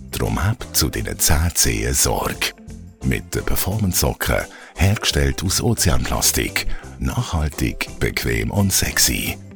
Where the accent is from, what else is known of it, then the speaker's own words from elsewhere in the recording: Costa Rica; Musst du dir vorstellen, bei uns in Costa Rica feiern wir Weihnachten immer am Strand.